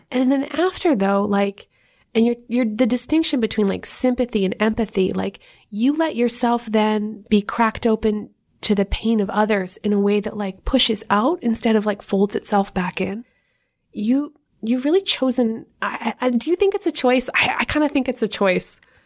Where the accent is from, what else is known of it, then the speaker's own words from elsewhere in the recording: Canada; moved away; as a Canadian